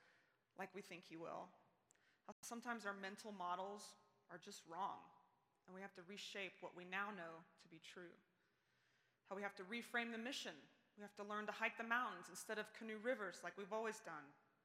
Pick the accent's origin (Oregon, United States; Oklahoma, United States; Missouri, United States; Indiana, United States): Oklahoma, United States; Ada; moved away as an adult; now in Colorado Springs, United States; about 15 years after I left, I found myself headed back to Ada, Oklahoma